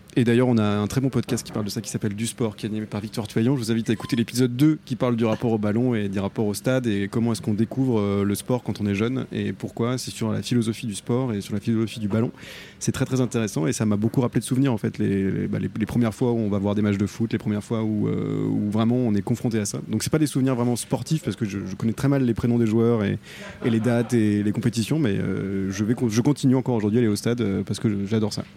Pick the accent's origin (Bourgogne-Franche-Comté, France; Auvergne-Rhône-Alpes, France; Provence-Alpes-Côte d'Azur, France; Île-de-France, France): Auvergne-Rhône-Alpes, France; Saint-Étienne; j'ai grandi à Saint-Etienne